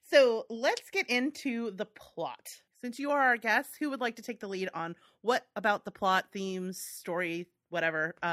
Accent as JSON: {"language": "English", "country": "United States", "said": "I feel like very judged as an American"}